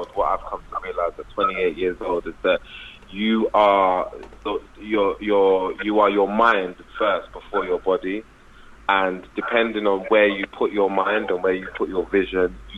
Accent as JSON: {"language": "English", "country": "United Kingdom", "said": "coming from being British"}